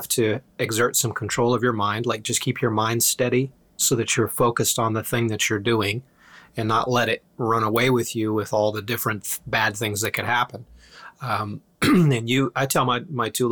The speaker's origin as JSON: {"language": "English", "country": "Iceland", "tie": "born or raised there", "moved": "yes", "said": "I was born in Iceland"}